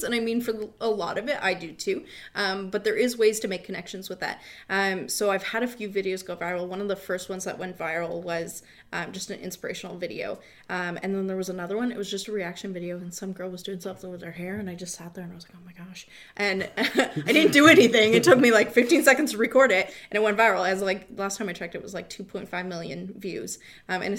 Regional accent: Windsor, Ontario, Canada; I grew up in Windsor

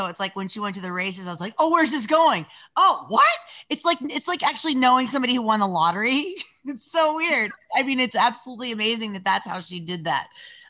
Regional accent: Bay Area, California, United States; also born or lived in Hollywood, California; when I was a young kid, I was in Hollywood. My friends came out of the closet when they were like eight. It was just not a thing. And then I ended up growing up in the Bay Area.

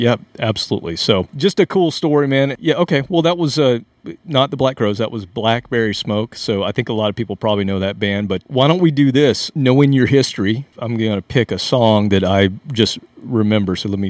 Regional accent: South Carolina, United States; I grew up in South Carolina.

